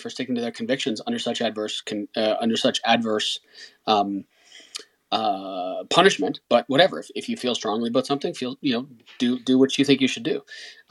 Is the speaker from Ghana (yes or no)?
no; Canada